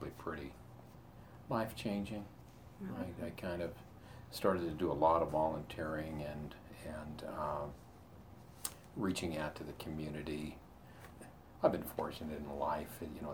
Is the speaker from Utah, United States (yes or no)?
yes; Salt Lake City, Utah, United States; I grew up in Salt Lake